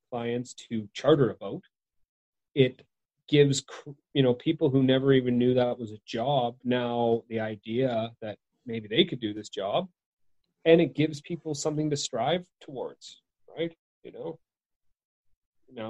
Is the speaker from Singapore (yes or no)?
no; Victoria, British Columbia, Canada; my hometown's named after the Queen Victoria.